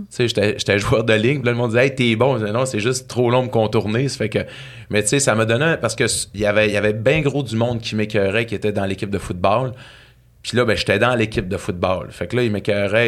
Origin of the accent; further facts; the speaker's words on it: Saguenay, Quebec, Canada; now in Saint-Lazare, Canada; je viens du Saguenay, euh, d'une petite ville à côté de Chicoutimi qui s'appelle Ville-de-l'Abbé